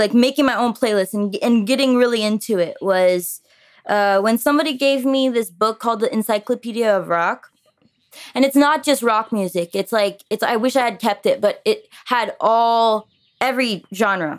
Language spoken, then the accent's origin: English; Florida, United States; first language French; English is a second language; also born or lived in Montreal, Quebec, Canada; We moved to Florida with me and my mom, very spontaneous, when I was like, 3 or 4, I think 4